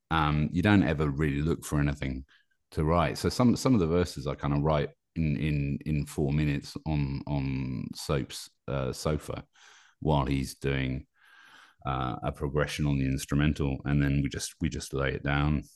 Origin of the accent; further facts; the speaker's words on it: United Kingdom; also born or lived in Paris, France; now in Normandy, France; I'm British, but I live in Paris